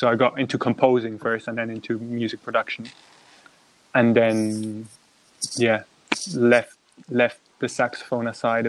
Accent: Switzerland; moved away as an adult; now in London, United Kingdom; eventually got stuck in Switzerland, where I lived, like, 90% of my life.

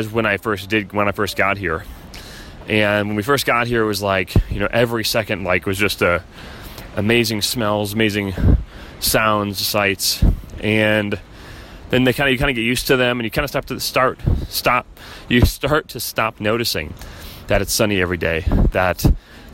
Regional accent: Chicago, Illinois, United States; moved away as an adult; also born or lived in San Diego; we're not from here, we're from Chicago

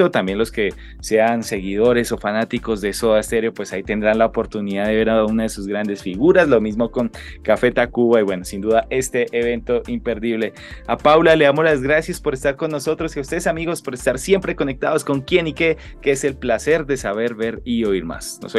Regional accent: Colombia; nos hemos dado cuenta un poco de lo tan creativos que somos los colombianos

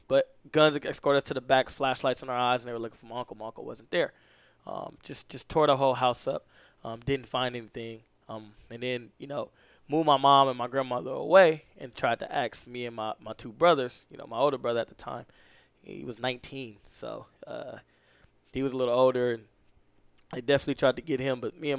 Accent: California, United States; So, single parent home, you know, me and my brothers, my mom and my grandma, and my uncle, and I, all in one house.

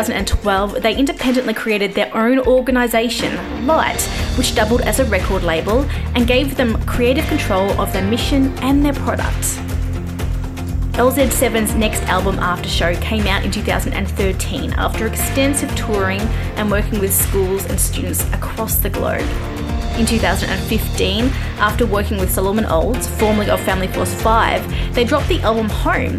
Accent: Australia; I'm Australian

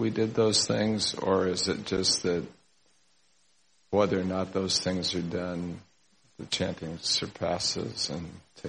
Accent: Los Angeles, California, United States; I don't recall performing Vedic sacrifices or studying the Vedas growing up in Los Angeles.

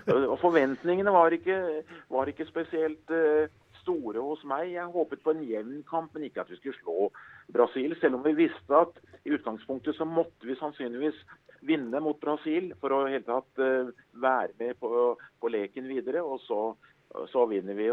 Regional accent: Skedsmo, Akershus, Norway; jeg husker jeg satt hjemme i Skedsmo

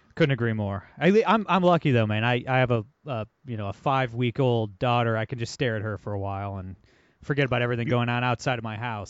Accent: Ohio, United States; Ohio, my home state

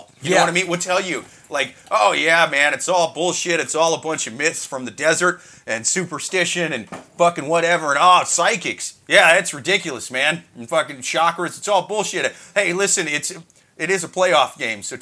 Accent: Iowa, United States; my family were Cubs fans growing up, but, like, we're from Iowa

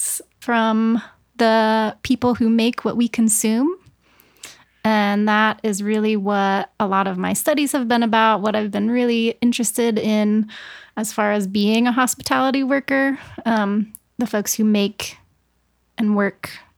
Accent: St. Marys, Georgia, United States; moved away; I'm from Georgia, I am from a southern coastal town in Georgia called St. Mary's.

